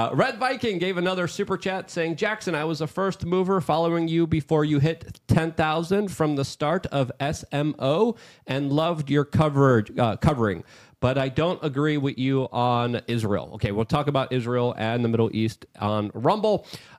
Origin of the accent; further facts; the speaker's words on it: Poland; I was born and raised in Poland. I was still a very young baby during the official kind of Soviet bloc times